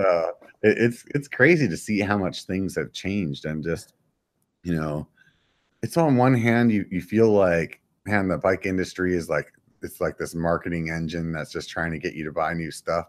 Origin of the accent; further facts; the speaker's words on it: York, Pennsylvania, United States; moved away; I'm from Pennsylvania